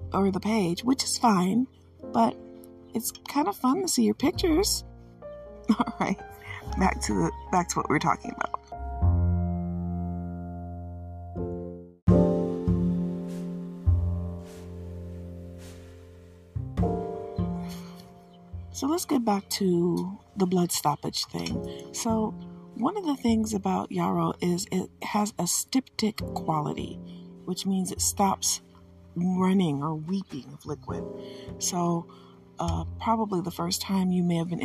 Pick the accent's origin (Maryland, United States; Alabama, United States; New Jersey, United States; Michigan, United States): Michigan, United States; I am from Michigan